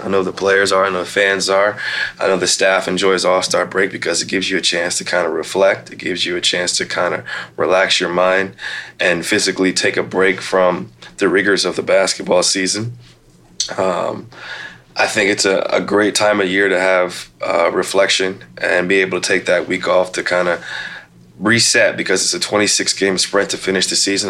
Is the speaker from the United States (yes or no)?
yes; Midwest, United States; now in Portland, United States; I'm from the Midwest